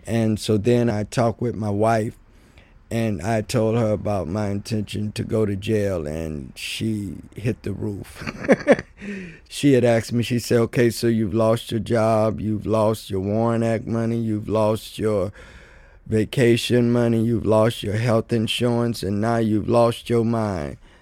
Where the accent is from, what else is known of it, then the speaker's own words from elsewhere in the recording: Mason, Tennessee, United States; now in Chicago, United States; I come from Mason, Tennessee, which is right outside of Memphis, Tennessee